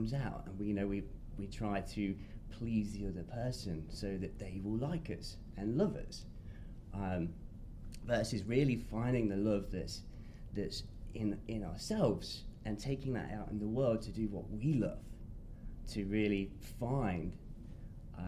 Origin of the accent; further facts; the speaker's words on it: England, United Kingdom; England. Yes, I'm British